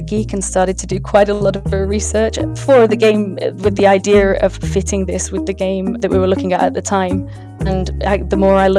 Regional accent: England, United Kingdom; also born or lived in West Bengal, India; being an English lady

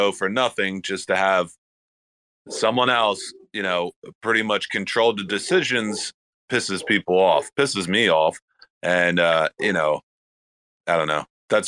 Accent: United States; coming from the U.S.

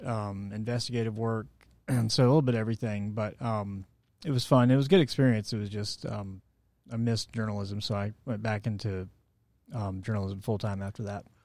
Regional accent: Atlanta, Georgia, United States; also born or lived in St. Simons Island, Georgia; I was born here in Atlanta

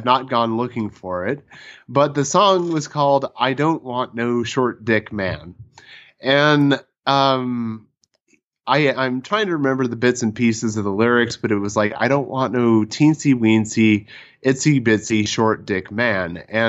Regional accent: Nantong, China; a nearby town called Nejong, which is in the same province as my hometown of Nantong.

